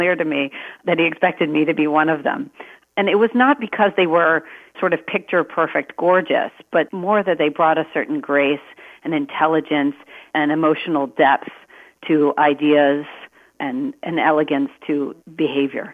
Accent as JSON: {"language": "English", "region": "Maryland", "country": "United States", "tie": "born or raised there", "said": "I was born in Maryland"}